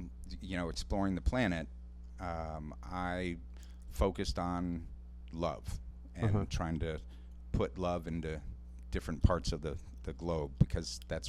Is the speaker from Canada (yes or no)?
no; Ireland; Well, I'm Irish, so